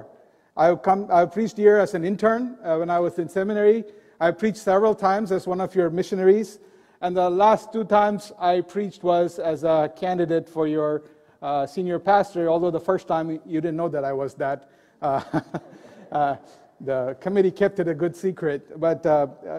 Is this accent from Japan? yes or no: no; India; Growing up in India, there were temples on every street